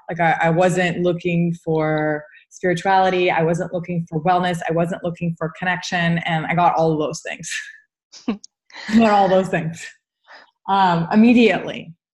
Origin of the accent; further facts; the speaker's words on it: United States; as an American with a Jewish background